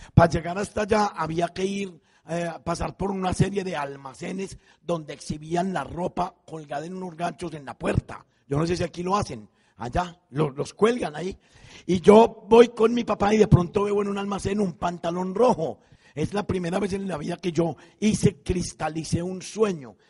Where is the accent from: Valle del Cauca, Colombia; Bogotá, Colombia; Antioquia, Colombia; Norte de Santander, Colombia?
Antioquia, Colombia; Envigado; moved away; yo me fui con eso para mi pueblo, para Envigado